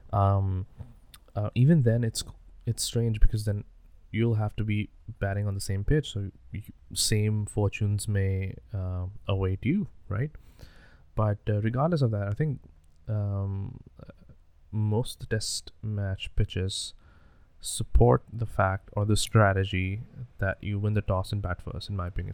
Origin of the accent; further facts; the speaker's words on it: Pakistan; I was born in Pakistan